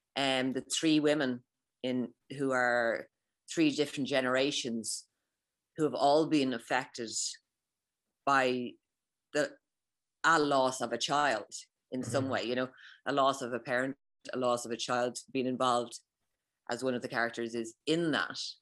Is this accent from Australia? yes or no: no; Ireland; as someone who's Irish